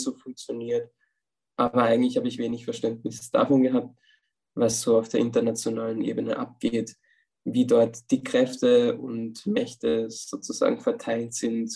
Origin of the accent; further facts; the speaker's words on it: Upper Austria, Austria; moved away as an adult; now in Vienna, Austria; Ich komme ursprünglich aus Oberösterreich und jetzt in meiner Zeit in Wien, wo ich seit drei Jahren bin